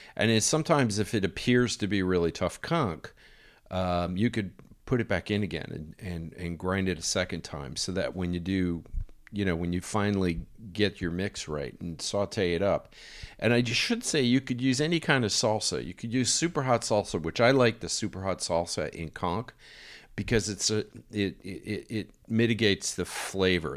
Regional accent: United States; moved away; being American

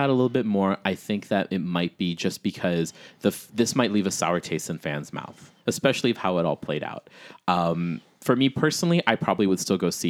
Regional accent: Chicago, Illinois, United States; Bitch, I'm from Chicago.

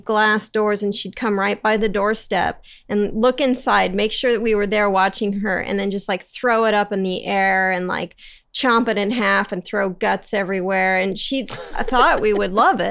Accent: Encinitas, California, United States; This is in San Diego, in Encinitas

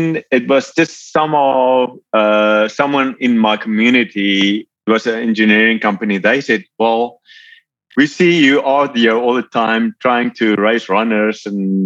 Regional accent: Cape Town, Western Cape, South Africa; moved away as an adult; now in Georgia, United States; I'm from South Africa originally, born and raised in Cape Town.

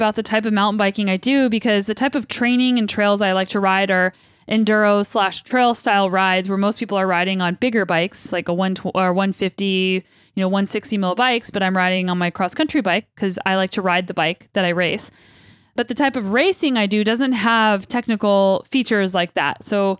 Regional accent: United States; now in Canada; I'm an American in Canada. And apparently I'm talking more like a Canadian these days, which is, I guess, to be expected.

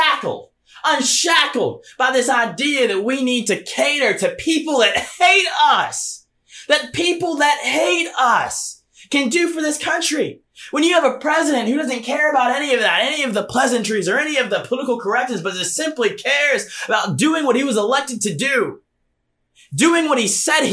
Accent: Georgia, United States; my home state of Georgia

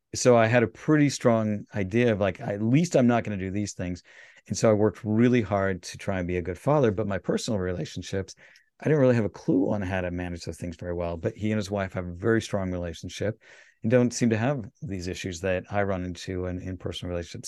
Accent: Salt Lake City, Utah, United States; I grew up in Salt Lake

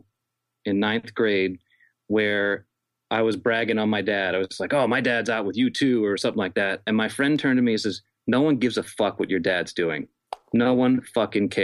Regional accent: New York, United States; moved away as an adult; also born or lived in Los Angeles; now in Nashville, United States; I was born in New York City, and then we moved to suburban New York after

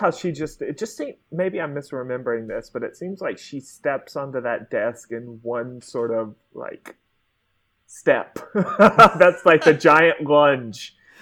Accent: Mississippi, United States; I'm from Mississippi

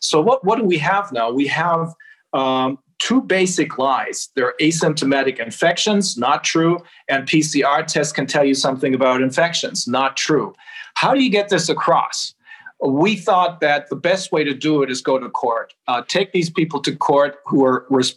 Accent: Bremen, Germany; also born or lived in Göttingen / Los Angeles / Japan; This is my hometown, Bremen

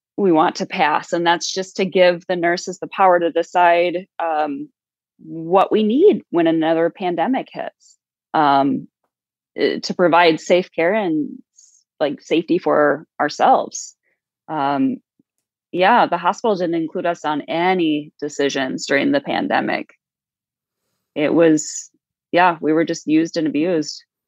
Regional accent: South Dakota, United States; I'm from South Dakota

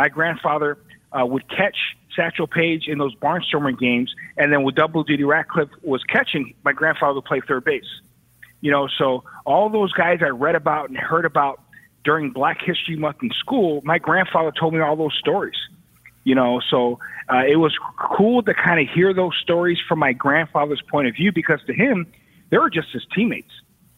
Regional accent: Chicago, Illinois, United States; being a kid growing up in Chicago, watching all those Bulls teams, I really wanted to be a basketball player.

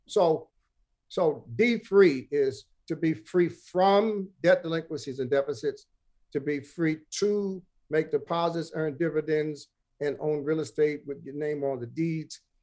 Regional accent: New York City, New York, United States; the third was over in Bed-Stuy where I was born on Jefferson.

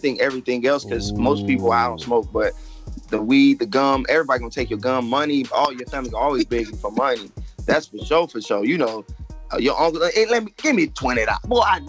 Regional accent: Chicago, Illinois, United States; moved away as an adult; now in Los Angeles, United States; I'm from Chicago. I'm a comic.

